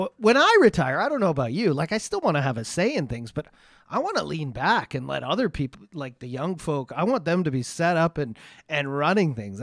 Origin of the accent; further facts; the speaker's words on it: Ontario, Canada; moved away as an adult; I grew up in Ontario